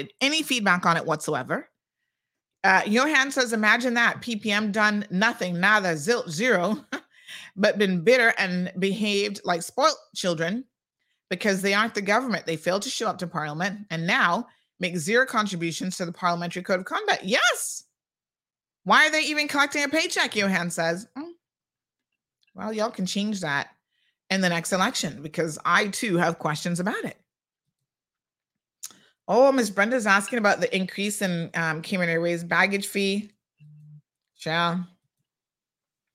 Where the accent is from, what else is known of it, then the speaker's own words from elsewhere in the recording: United States; moved away; my uncle that I grew up with in the States